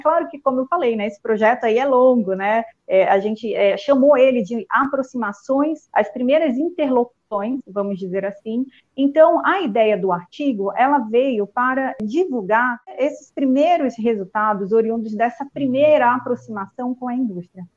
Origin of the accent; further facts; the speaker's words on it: Parintins, Amazonas, Brazil; moved away as an adult; also born or lived in Manaus / Santa Catarina / Chapecó; Eu nasci em Parintins, né, no interior do Amazonas, cursei a graduação em Manaus